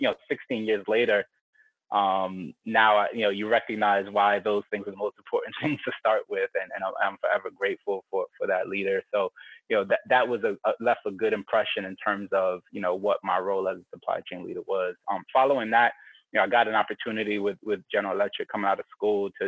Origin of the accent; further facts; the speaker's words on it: New York, United States; moved away; Growing up in New York